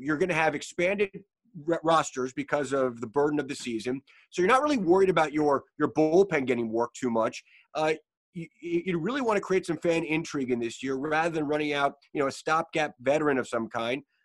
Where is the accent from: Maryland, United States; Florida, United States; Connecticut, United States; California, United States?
Maryland, United States; Baltimore; growing up in Baltimore